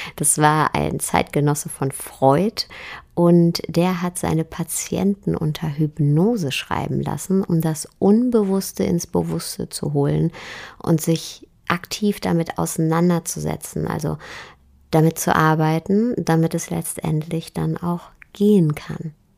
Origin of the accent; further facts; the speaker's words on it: Germany; bei uns in Deutschland